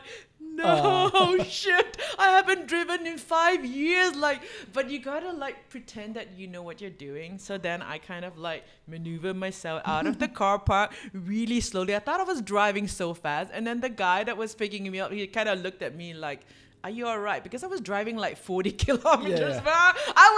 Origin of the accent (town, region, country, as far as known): Singapore; now in Phuket, Thailand